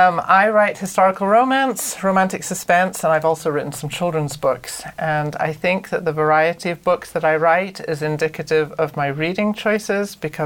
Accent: Wales, United Kingdom; moved away; I grew up in Wales, which is why you might catch a slight accent every once in a while on this podcast

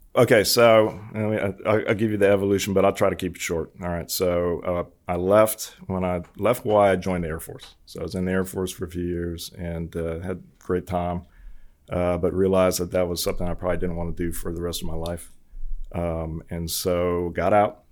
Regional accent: Hawaii, United States; moved away; I was born and raised in Hawaii

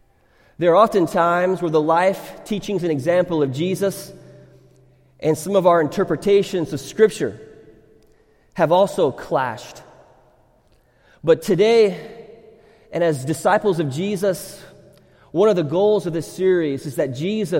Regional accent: Thailand; when I grew up in Thailand as a missionary kid

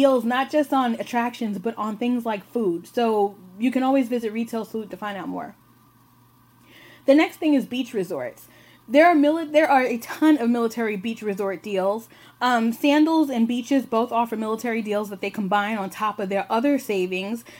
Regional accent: New York, United States; accent: New York; my New York accent's coming out.

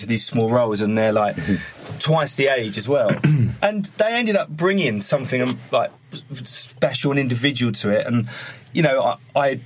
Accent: Harlow, East of England, United Kingdom; where I grew up in Harlow in Essex

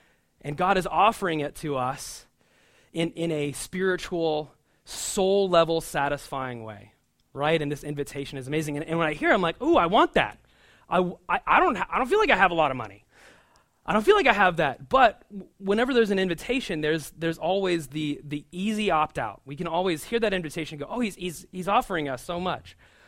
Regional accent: Omaha, Nebraska, United States; now in New York, United States; We work in downtown Brooklyn, and we didn't know about Long Island City at all. We're from the Midwest, from Omaha, Nebraska.

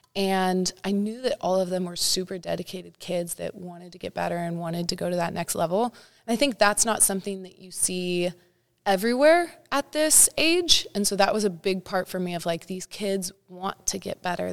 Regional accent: Santa Cruz, California, United States; moved away as an adult; also born or lived in Nebraska; now in Los Angeles, United States; Northern California. Represent Santa Cruz area.

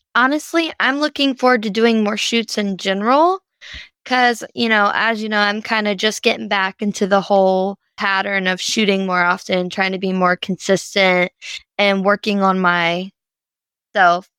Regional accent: Louisiana, United States; I'm from Louisiana

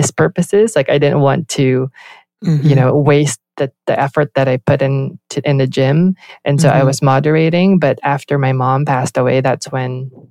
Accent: Philippines; moved away as an adult; also born or lived in Southern California; now in United States; I grew up in the Philippines, born and raised there.

